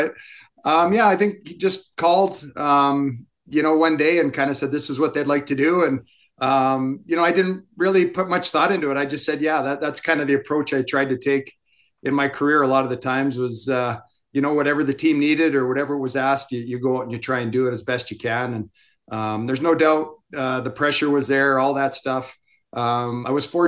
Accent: Canada; also born or lived in Kamloops; being born in Canada, being a Canadian

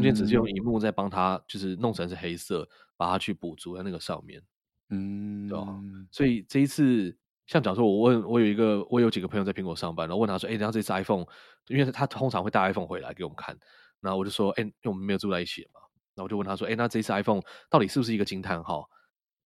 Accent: Taipei, Taiwan; 我们从小在台北长大

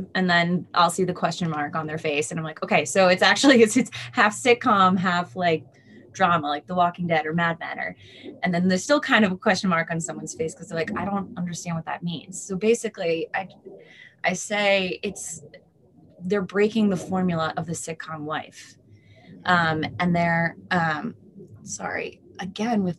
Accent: Boston, Massachusetts, United States; moved away as an adult; also born or lived in New York; I grew up in Boston.

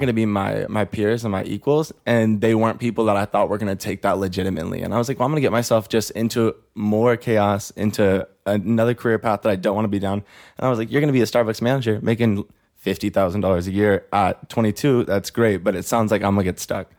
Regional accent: Bakersfield, California, United States; moved away as an adult; now in Los Angeles, United States; My story starts in the beautiful rich town of Bakersfield, California

